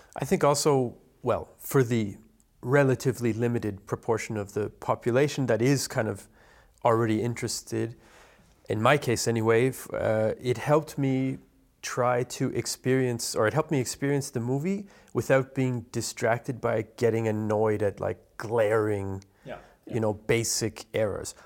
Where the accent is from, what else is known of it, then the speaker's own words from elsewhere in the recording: Canada; Being Canadian